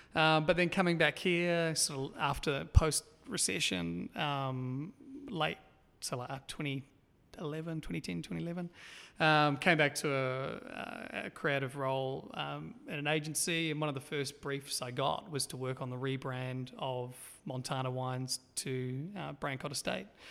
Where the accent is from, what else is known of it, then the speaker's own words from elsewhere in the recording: Auckland, New Zealand; I was born and raised in Auckland, out in East Auckland, so seaside, coastal town.